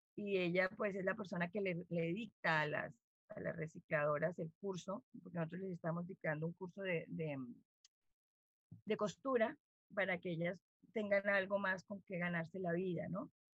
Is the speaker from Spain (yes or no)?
no; Bogotá, Colombia; moved away as an adult; now in Riohacha, Colombia; yo soy una bogotana